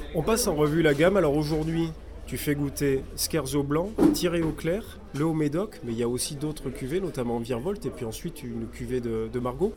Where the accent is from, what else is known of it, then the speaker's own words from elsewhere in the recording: Toulouse, Occitania, France; en tant que Toulousain